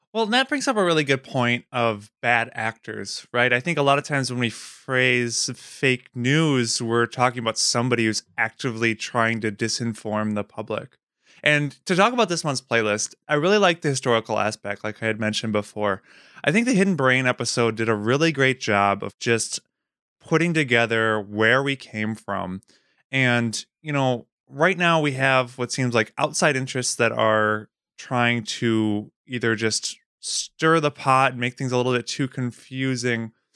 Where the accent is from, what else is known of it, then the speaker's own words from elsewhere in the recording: Wisconsin, United States; moved away as an adult; I grew up in Wisconsin